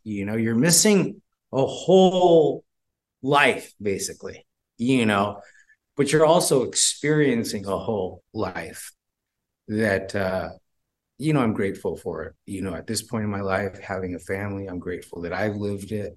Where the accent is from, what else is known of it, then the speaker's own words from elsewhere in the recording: Bay Area, California, United States; We're from the Bay Area